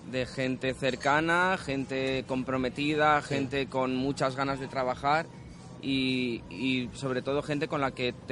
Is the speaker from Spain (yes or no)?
yes; Basque Country, Spain; Pues mira, yo que vengo de fuera, vengo de Euskadi, ha sido llegar aquí y la verdad que flipo